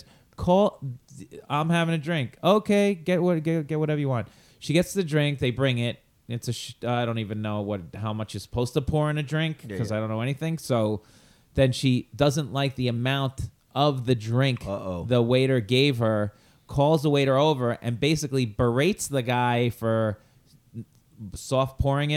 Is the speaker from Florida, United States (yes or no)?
no; Long Island, New York, United States; accent: Long Island; I have a little Long Island accent.